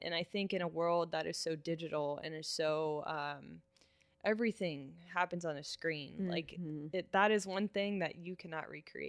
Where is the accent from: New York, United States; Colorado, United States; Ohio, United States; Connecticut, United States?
Ohio, United States; Cincinnati; also born or lived in Kent, Ohio / Traverse City, Michigan / Lexington, Kentucky; I am from Cincinnati. Okay. I grew up in North College Hill.